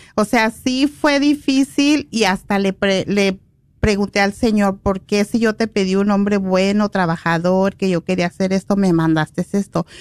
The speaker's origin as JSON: {"language": "Spanish", "town": "Guadalajara", "region": "Jalisco", "country": "Mexico", "moved": "yes", "lives_now": "Los Angeles, United States", "said": "yo soy de Guadalajara"}